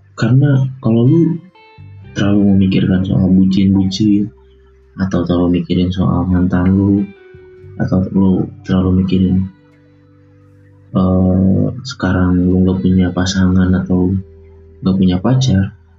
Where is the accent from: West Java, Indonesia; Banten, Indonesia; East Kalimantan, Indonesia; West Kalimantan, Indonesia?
West Java, Indonesia; Bogor; Lahir di Bogor, tahun seribu sembilan ratus sembilan puluh sembilan.